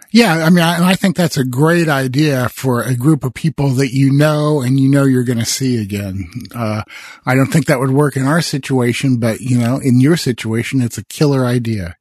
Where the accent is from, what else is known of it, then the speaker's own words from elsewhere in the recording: Midwest, United States; I grew up in the Midwest